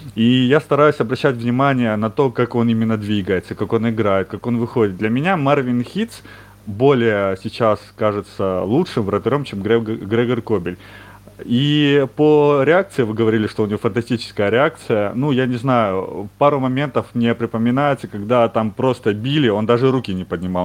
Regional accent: Ukraine; Я вот сам из Украины

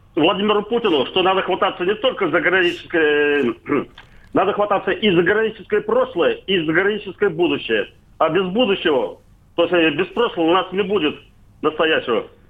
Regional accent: Volgograd, Volgograd Oblast, Russia

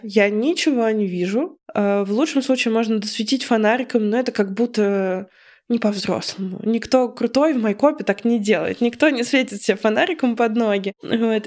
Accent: Voronezh, Voronezh Oblast, Russia; moved away as an adult; now in Moscow, Russia; мое детство у нас в Воронеже

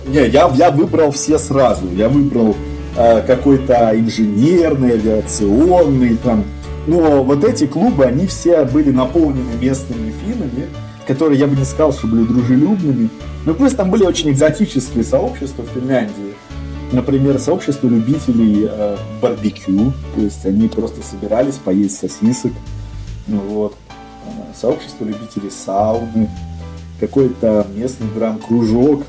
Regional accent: Saint Petersburg, Russia; в Питере, где я родился, ну, родился в Ленинграде

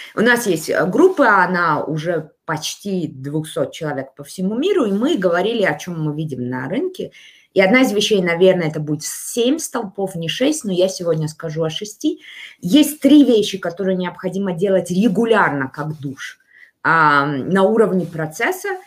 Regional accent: Almaty, Kazakhstan; Я родилась в Алмате

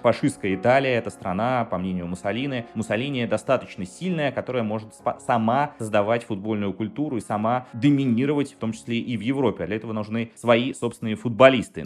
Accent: Saint Petersburg, Russia; я из Петербурга

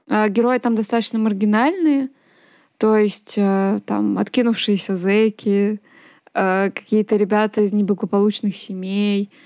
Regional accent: Nizhny Novgorod, Nizhny Novgorod Oblast, Russia; о Нижнем Новгороде, да, моем родном городе

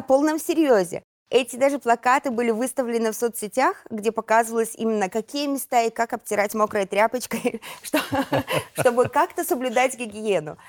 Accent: Belarus; moved away as an adult; мы белорусы

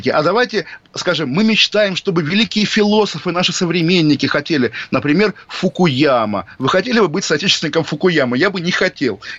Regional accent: Kaliningrad, Kaliningrad Oblast, Russia; В 2004 году я из Калининграда, и вот в Калининграде главная достопримечательность до сих пор могила Ка, диверсанта

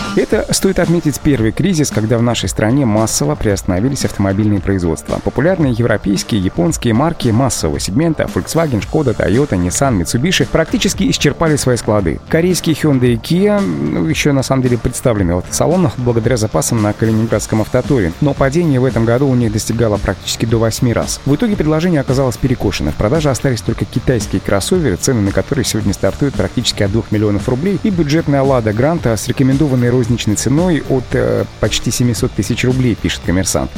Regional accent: Russia; в нашей стране

